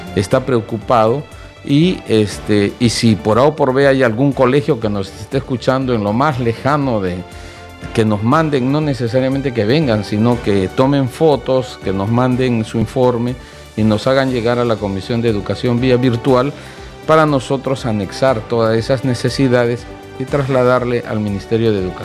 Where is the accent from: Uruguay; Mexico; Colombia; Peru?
Peru; Arequipa; yo soy de Arequipa